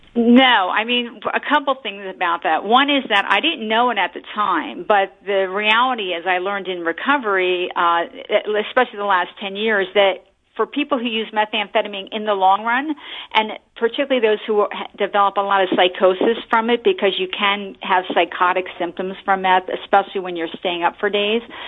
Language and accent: English; New Jersey, United States; moved away as an adult; now in Bay Area, United States; I grew up in Central Jersey, but I came to California